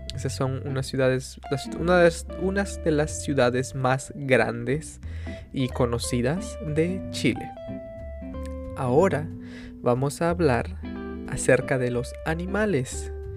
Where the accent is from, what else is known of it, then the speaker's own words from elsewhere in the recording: Peru; yo nací, I was born, yo nací en el Perú